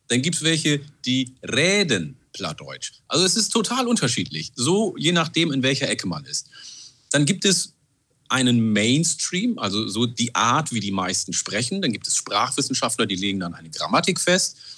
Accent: Oromia, Ethiopia; first language Oromo; German is a second language; also born or lived in Oldenburg area, Germany; now in Germany; in meiner Muttersprache, Afan Oromo, ich bin vor 40 Jahren aus Äthiopien und habe das Oromo mitgenommen

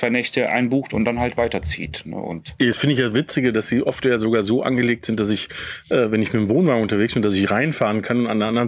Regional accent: United States; ich bin als Kind aufgewachsen in den USA und habe ähm, mit meinen Eltern sehr viel campingmäßig war dort unterwegs.

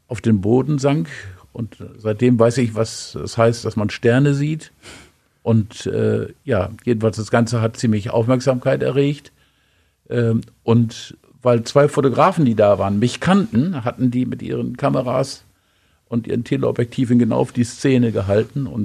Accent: Osnabrück, Lower Saxony, Germany; ey, hör mal zu, ich bin doch auch aus Osnabrücker und blamier uns doch nicht.

